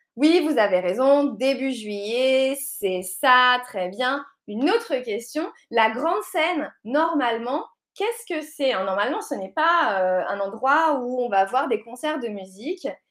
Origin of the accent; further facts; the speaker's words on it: La Rochelle, Nouvelle-Aquitaine, France; c'est la ville de La Rochelle. C'est là d'où je viens.